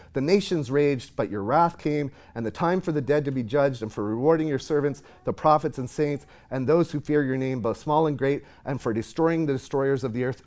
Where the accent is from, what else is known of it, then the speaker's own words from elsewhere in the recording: Nova Scotia, Canada; moved away as an adult; also born or lived in Knoxville, Tennessee; now in Texas, United States; I'm from Nova Scotia, on the east